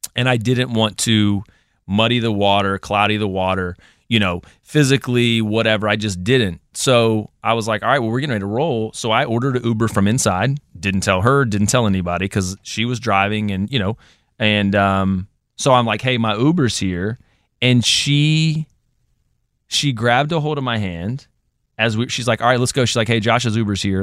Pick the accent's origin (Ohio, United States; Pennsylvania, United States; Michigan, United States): Ohio, United States; Columbus; now in Virginia, United States; I'm from Columbus, so done that drive hundreds of times